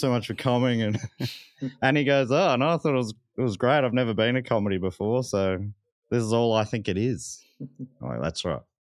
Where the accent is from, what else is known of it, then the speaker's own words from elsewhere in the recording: Moorabbin, Victoria, Australia; I grew up in Moorabbin